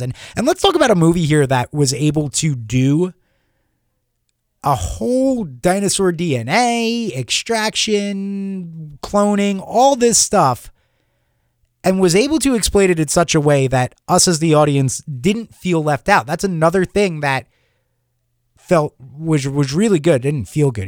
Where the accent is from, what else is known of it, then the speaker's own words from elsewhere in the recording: Long Island, New York, United States; growing up in Long Island, New York